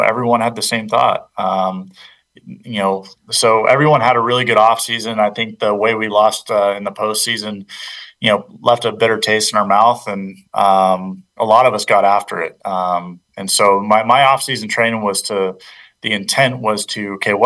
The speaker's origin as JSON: {"language": "English", "town": "Charlotte", "region": "North Carolina", "country": "United States", "tie": "born or raised there", "said": "My hometown. Yeah, it's in Charlotte"}